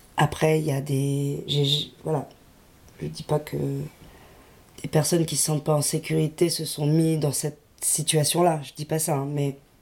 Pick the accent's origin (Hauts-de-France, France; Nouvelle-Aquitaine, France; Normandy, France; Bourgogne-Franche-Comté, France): Hauts-de-France, France; Lille; je viens de Lille